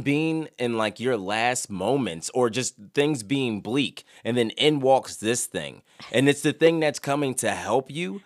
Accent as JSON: {"language": "English", "town": "Philadelphia", "region": "Pennsylvania", "country": "United States", "moved": "yes", "said": "I'm from Philadelphia"}